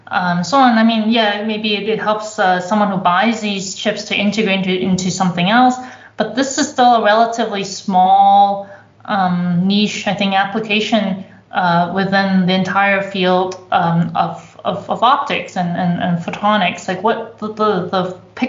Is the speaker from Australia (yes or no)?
no; Canada; also born or lived in Toronto; now in Germany; I come from Canada.